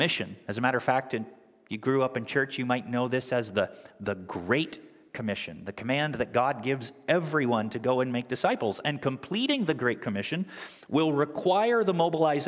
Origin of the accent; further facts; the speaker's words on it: Canada; now in United States; my family and I, most of you know that we're originally from Canada